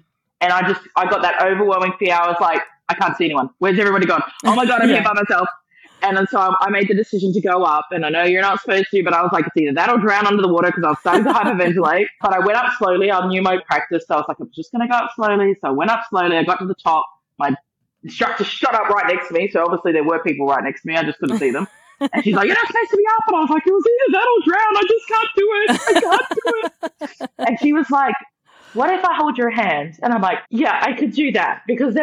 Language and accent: English; Australia; an Australian